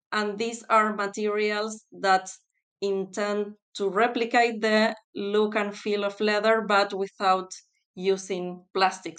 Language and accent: English; Buenos Aires, Argentina; moved away as an adult; also born or lived in North Carolina, United States; now in United Kingdom; I'm originally from Argentina, specifically from Buenos Aires.